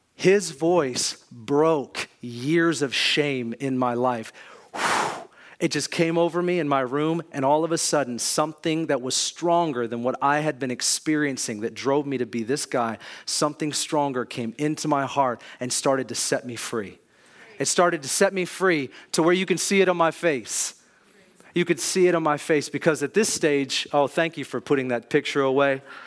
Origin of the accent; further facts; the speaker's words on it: Kirkland, Washington, United States; I grew up in Kirkland, Juanita area, had good parents